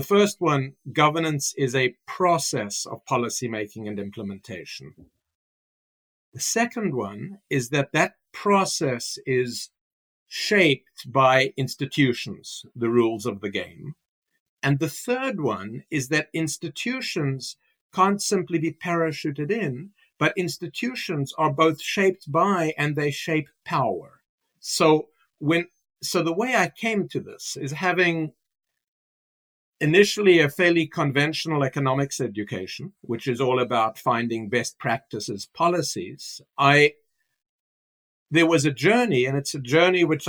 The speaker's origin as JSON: {"language": "English", "town": "Cape Town", "region": "Western Cape", "country": "South Africa", "tie": "born or raised there", "moved": "as an adult", "lives_now": "United States", "said": "I was born in Cape Town, South Africa, and I was shaped by the experience of being raised, growing up in apartheid South Africa"}